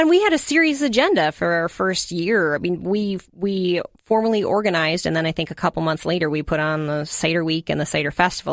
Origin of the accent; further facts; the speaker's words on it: Hastings, Minnesota, United States; I grew up in Hastings